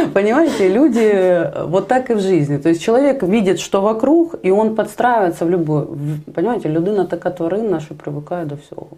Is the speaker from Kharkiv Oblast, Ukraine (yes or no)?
yes; Kharkiv, Kharkiv Oblast, Ukraine; Я сама харьковчанка, мои родители живут в Харькове